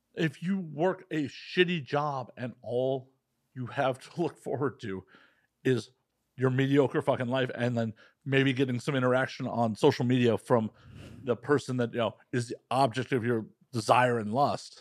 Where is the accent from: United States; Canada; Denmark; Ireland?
United States; Midwest; growing up in the Midwest, uh, you know, the United States